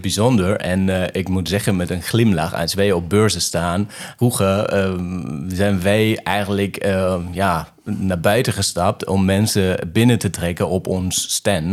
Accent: Remscheid, North Rhine-Westphalia, Germany; Dutch is a second language; Ik ben geboren in Remscheid

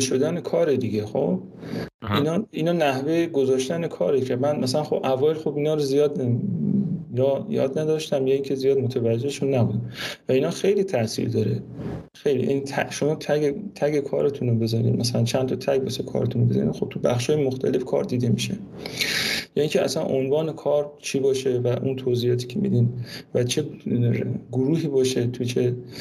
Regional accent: Mashhad, Razavi Khorasan, Iran; moved away

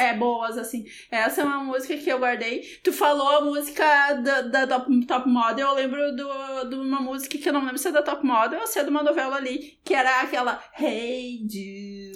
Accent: Rio Grande do Sul, Brazil; also born or lived in Tapera; na minha adolescência eu morava em Rio Parque, que é uma cidade pequena aqui do Rio Grande do Sul

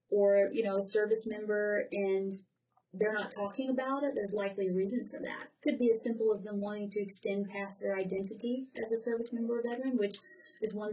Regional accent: the South, United States; possibly because I'm from the South too, and the military is has is very respected where I'm from.

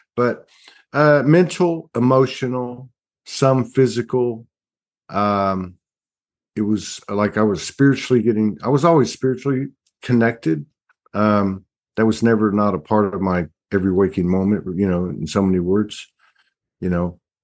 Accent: South Texas, United States; I come from South Texas. We have, we had a, a lot of family roots in the town, big, big family

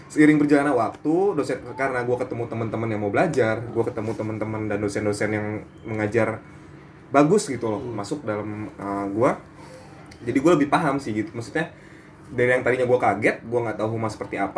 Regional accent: Bogor, West Java, Indonesia; jujur gue dari Bogor sedikit kaget sih saat gue

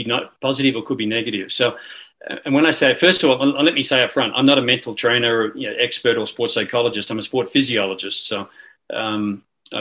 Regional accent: Australia; moved away as an adult; also born or lived in United States / Canada; I'm an Australian

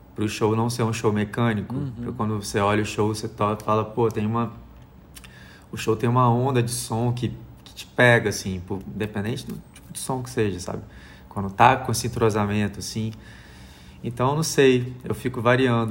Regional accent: Brazil; me entender como brasileiro

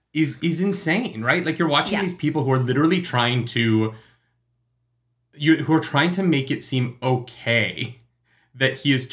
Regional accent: Calgary, Alberta, Canada; moved away; we're in Calgary, our hometown, with our parents for Christmas.

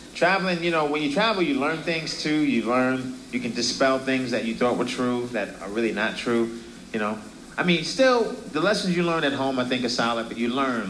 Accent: New York City, New York, United States; I'm from Brooklyn.

